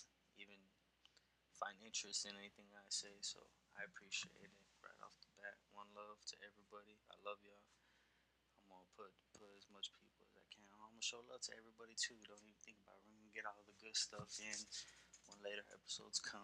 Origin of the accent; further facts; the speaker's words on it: San Antonio, Texas, United States; I'm from Texas, from San Antonio, the South Side